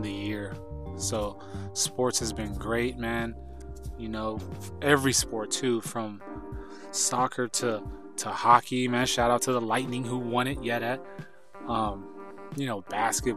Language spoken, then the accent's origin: English; Idaho, United States; moved away; my hometown or a town near mine back in Idaho